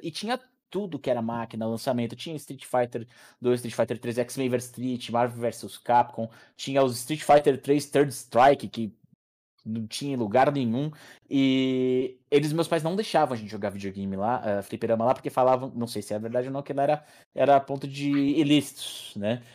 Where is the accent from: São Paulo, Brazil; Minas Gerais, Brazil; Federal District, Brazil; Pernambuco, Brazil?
São Paulo, Brazil; Atibaia; moved away; Eu cresci em Atibaia